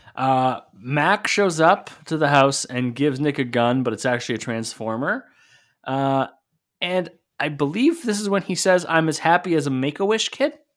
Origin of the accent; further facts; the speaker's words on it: Sault Ste. Marie, Ontario, Canada; my hometown Ontario Hockey League team